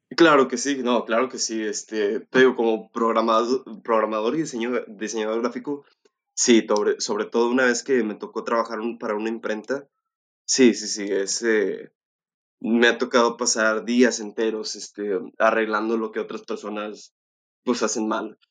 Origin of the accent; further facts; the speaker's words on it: Monterrey, Nuevo León, Mexico; yo soy eh, este, residente aquí de Monterrey, nací en Monterrey